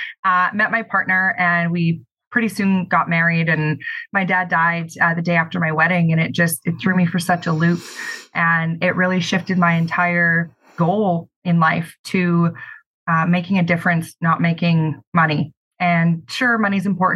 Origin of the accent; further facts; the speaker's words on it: Kelowna, British Columbia, Canada; I'm born and raised in Kelowna